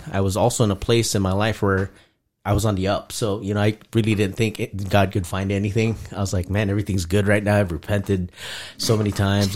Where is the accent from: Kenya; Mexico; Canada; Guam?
Guam; moved away; also born or lived in Philippines; that's actually where I was conceived and raised